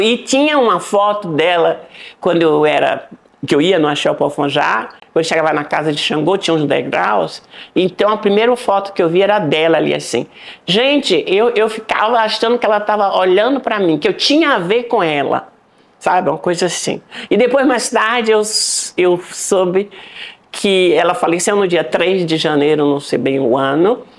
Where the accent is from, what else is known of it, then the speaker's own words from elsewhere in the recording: Salvador, Bahia, Brazil; moved away as an adult; also born or lived in Berkeley / New York; É, nasci em Salvador, Bahia.